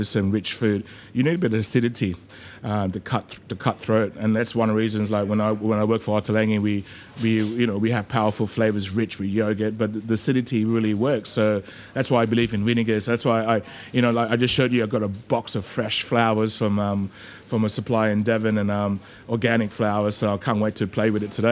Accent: Australia; moved away as an adult; also born or lived in Malaysia; now in London, United Kingdom; Growing up in Oz, you know, like I grew up in Western suburbs, so I used to surf a lot

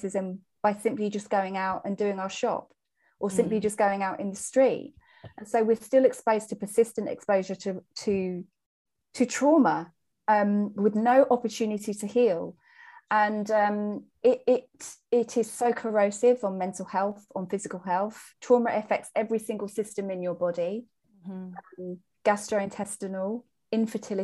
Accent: England, United Kingdom; I am English. I'm British.

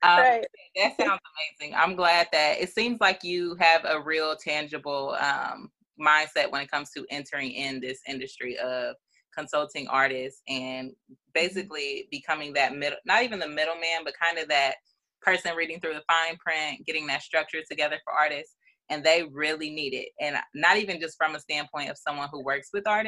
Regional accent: Dayton, Ohio, United States; I'm from Dayton

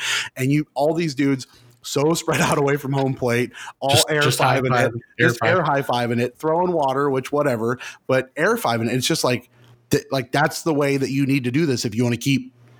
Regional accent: United States; Because we're American.

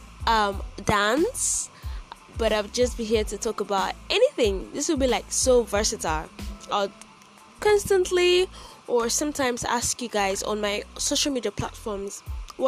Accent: Edo, Nigeria; I am Nigerian. I am from Edo State.

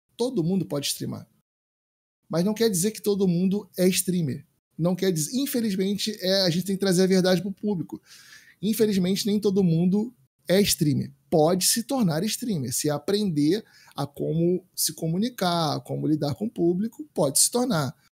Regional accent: Brazil; nós como brasileiro

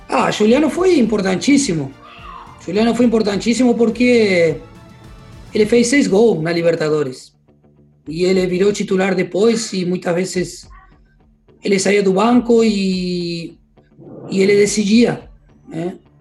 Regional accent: Argentina; moved away as an adult; now in Porto Alegre, Brazil; não troco nada pelo meu barrio, não troco nada pelo que eu vivi e pelo que eu tenho lá no, na minha terra

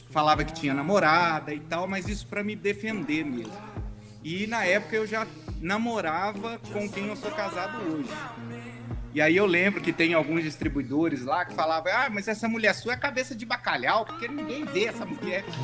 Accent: Minas Gerais, Brazil; moved away as an adult; also born or lived in Espírito Santo; saí de Minas Gerais, vou trabalhar em outro estado

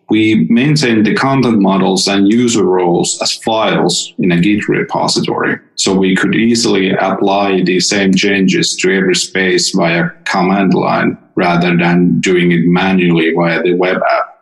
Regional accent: Finland; I'm from Finland

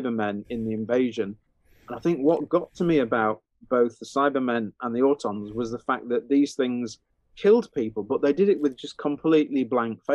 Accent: Huddersfield, Yorkshire and the Humber, United Kingdom; we lived on a cul-de-sac, on a kind of a new build cul-de-sac when I was growing up in Huddersfield.

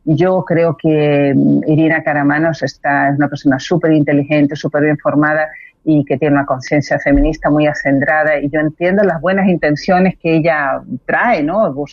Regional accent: Chile; also born or lived in Spain; sepan nuestros auditores que soy española y chilena.

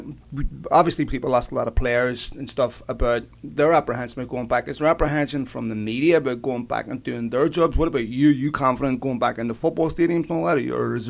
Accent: Belfast, Northern Ireland, United Kingdom; I grew up in Belfast

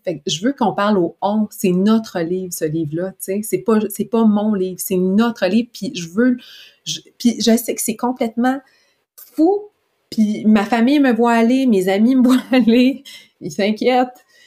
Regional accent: Quebec, Canada; en tant que bon Québécois

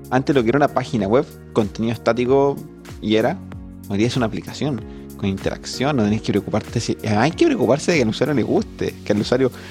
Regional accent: San Rosendo, Biobío, Chile; Yo vengo de San Rosendo. yo vengo de Constitución, de San Rosendo.

